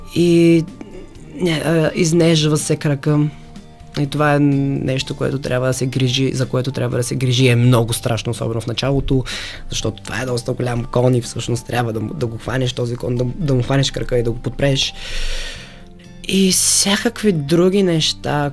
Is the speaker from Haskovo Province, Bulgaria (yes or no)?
yes; Haskovo, Haskovo Province, Bulgaria; до града ми, аз съм от Хасково